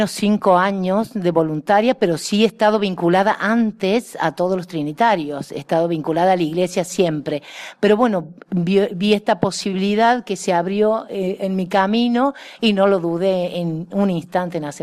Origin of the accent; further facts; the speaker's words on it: Argentina; moved away; yo también salí de mi país, yo soy argentina, yo también soy solidaria con toda esta gente que algún momento tuvieron que dejar su tierra, su familia, su gente.